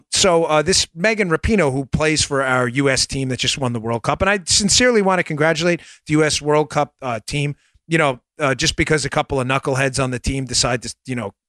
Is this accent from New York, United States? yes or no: yes; Long Island, New York, United States; when I grew up on Long Island when I was younger, before my parents divorced